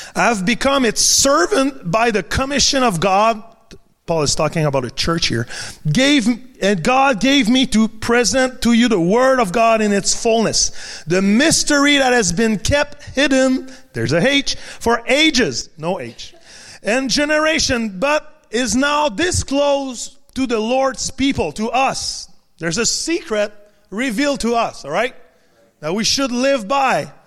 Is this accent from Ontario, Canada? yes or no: no; Quebec, Canada; first language French; English is a second language; in Quebec we don't necessarily need English.